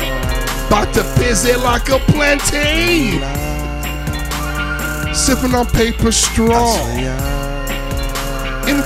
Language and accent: English; Miami, Florida, United States; I'm born and raised in Miami